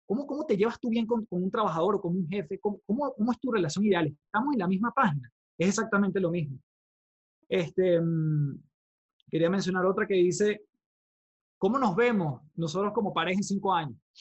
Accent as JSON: {"language": "Spanish", "country": "Venezuela", "moved": "yes", "lives_now": "Chile", "said": "yo vengo de Venezuela, soy venezolano, eh, vivo actualmente en Chile"}